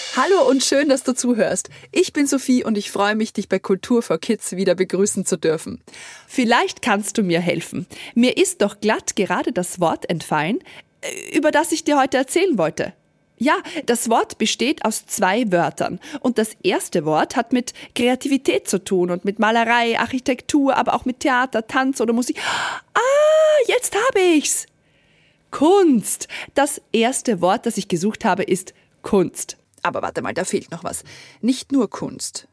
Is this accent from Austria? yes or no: yes; Austria; Bei uns in Österreich